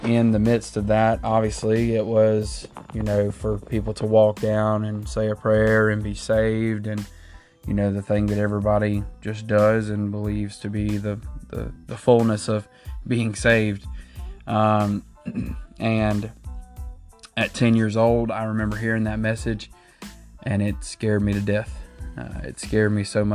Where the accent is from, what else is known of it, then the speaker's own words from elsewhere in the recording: Southeast Georgia, United States; I was raised in Southeast Georgia. I've been here most all my life